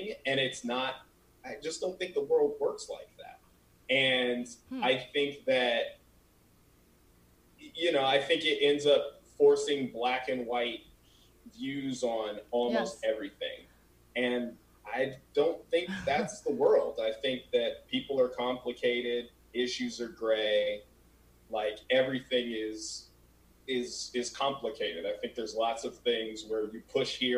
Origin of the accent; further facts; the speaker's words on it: Colorado, United States; moved away as an adult; now in California, United States; I'm not from California, and I feel like, you know, I've only been here 5 years. So I'm from Colorado